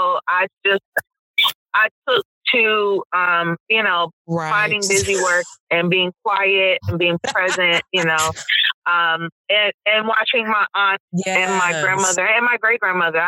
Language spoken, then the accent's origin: English; Detroit, Michigan, United States; born or raised there; also born or lived in Brooklyn, New York / New York City; now in Boston, United States